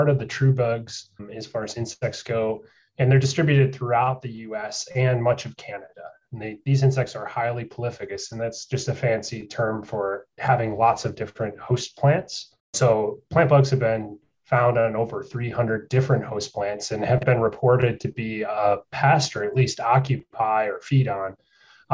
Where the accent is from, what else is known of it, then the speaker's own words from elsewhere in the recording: South Central Wisconsin, United States; moved away as an adult; also born or lived in New York; now in North Carolina, United States; I grew up in South Central Wisconsin in dairy country